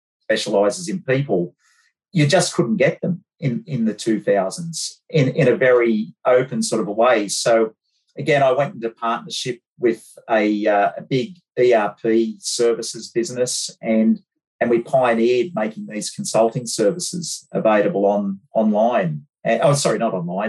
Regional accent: Bathurst, New South Wales, Australia; I grew up in Bathurst

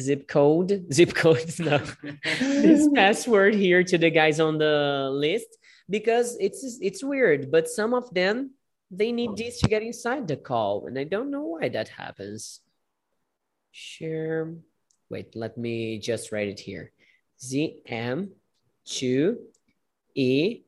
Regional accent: Brazil; English is a second language; we Brazilian people

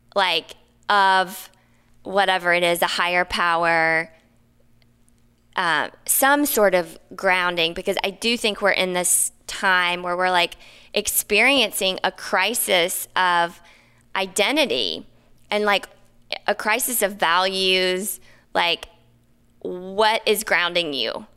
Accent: the South, United States; also born or lived in Napa / New York / Maine; now in Los Angeles, United States; I grew up in the South.

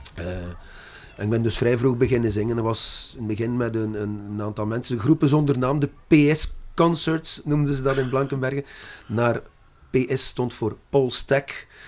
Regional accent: Brussels, Brussels-Capital Region, Belgium; first language French; Dutch is a second language; moved away; also born or lived in Zeebrugge / Ghent; Dat was in Brussel meestal, want wij, we zijn Brusselaars

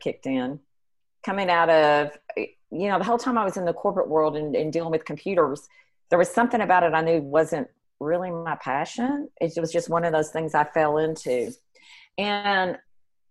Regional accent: McKinney, Texas, United States; I was raised in McKinney, and so I had moved back.

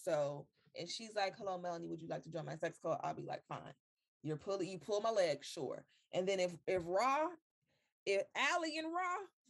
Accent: Florida, United States; I am from Florida

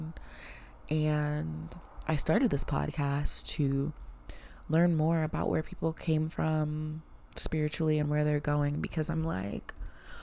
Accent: the South, United States; growing up in the South, a lot of the Black people that I knew grew up Christian

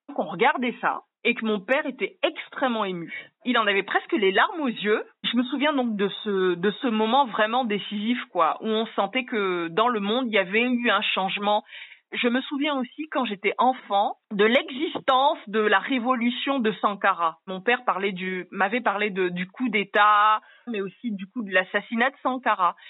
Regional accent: Bangui, Central African Republic; moved away; also born or lived in Yaoundé, Cameroon; je vivais en fait à Bangui dans mon enfance. Je suis née à Yaoundé, j'y ai vécu les trois premières années de ma vie, puis après je suis allée vivre à Bangui

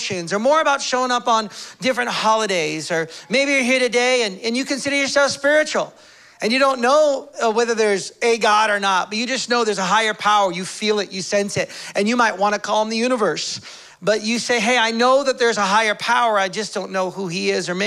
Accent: United States; moved away; I'm from the States

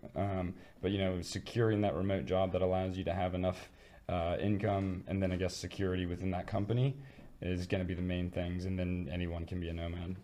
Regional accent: Midwest, United States; moved away; I come from the Midwest, and we're known for being like welcoming and inviting and kind

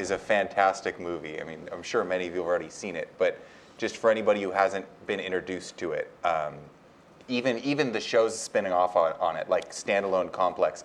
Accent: United States; I was born in the United States dictates I'm an American

